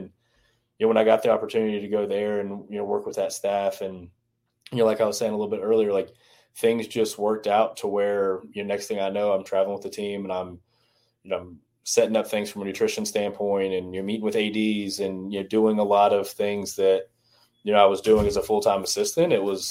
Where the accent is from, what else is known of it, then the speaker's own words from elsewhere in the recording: the South, United States; I grew up in the South. I've been in the South my entire life, you know, was down in Starkville. I'm back here.